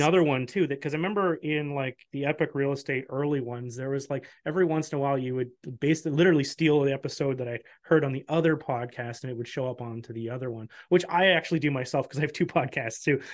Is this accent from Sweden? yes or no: no; Canada